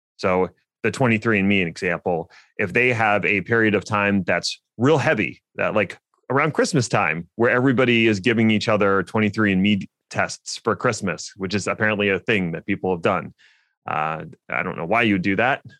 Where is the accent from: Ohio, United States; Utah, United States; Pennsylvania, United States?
Pennsylvania, United States; Philadelphia; Linode is based in my hometown of Philly